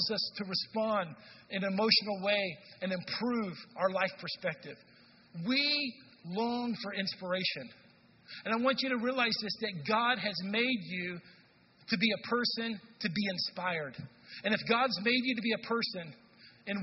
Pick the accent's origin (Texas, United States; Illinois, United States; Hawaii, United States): Texas, United States; North; now in Madison, United States; I'm from Texas, where in North Texas